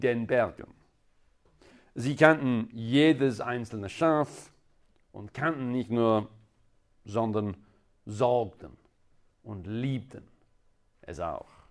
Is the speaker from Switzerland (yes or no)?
no; England, United Kingdom; German is a second language; now in Innsbruck, Austria; Ihr könntet wahrscheinlich in meinem Akzent hören, dass äh, ich komme ursprünglich aus England